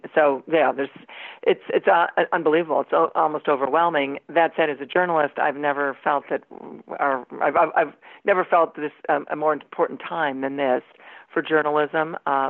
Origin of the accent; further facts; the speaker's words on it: Toledo, Ohio, United States; moved away; We grew up in Toledo, Ohio